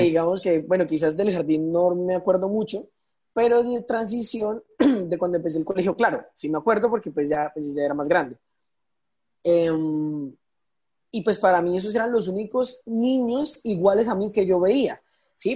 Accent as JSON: {"language": "Spanish", "region": "Arauca", "country": "Colombia", "said": "yo soy de acá de Arauca"}